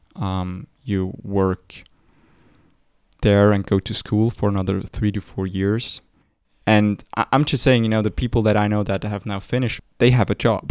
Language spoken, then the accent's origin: English; Switzerland; We're from Switzerland.